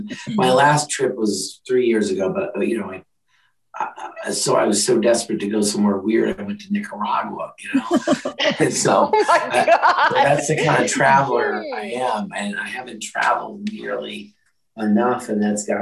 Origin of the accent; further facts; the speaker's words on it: Minneapolis, Minnesota, United States; born there; I was born in Minnesota, Minneapolis area.